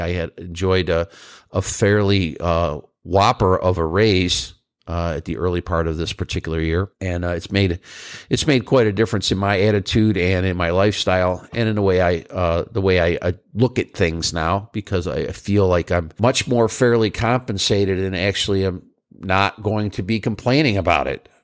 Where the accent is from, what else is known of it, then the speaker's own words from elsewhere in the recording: New York, United States; moved away; I'm from New York and I'd like to end up back there someday